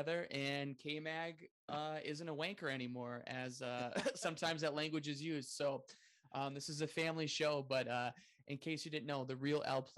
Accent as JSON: {"language": "English", "country": "United States", "said": "as an American fan"}